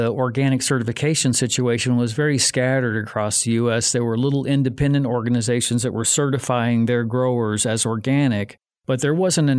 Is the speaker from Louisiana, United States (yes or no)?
no; Mississippi, United States; also born or lived in Illinois; I was originally from Mississippi and Illinois and decided to move back east